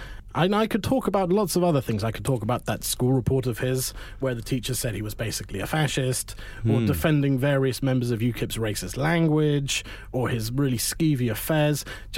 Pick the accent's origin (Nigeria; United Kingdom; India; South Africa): United Kingdom; London; As a Londoner, and therefore a member of the metropolitan elite, apparently